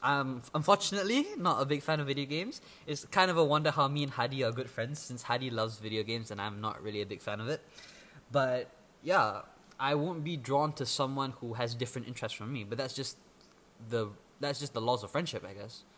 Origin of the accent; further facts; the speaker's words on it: Malaysia; English is a second language; an EFL speaker as a Malaysian, like living in Malaysia itself